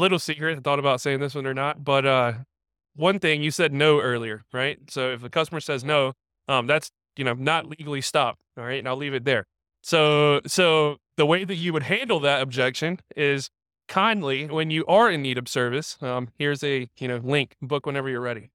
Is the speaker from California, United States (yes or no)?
no; Raleigh, North Carolina, United States; I'm from the Raleigh area